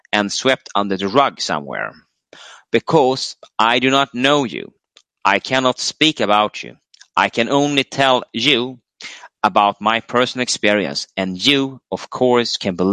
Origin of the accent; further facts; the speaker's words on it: United States; as a teenage male growing up in America in the sexual revolution 70s, I was uh, targeted by older males.